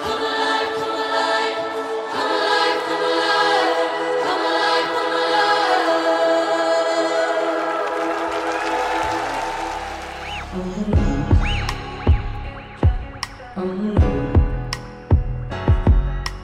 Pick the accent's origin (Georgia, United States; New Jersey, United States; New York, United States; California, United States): California, United States; also born or lived in Louisiana; When I was 7, we moved from Louisiana, where I had learned to talk, to California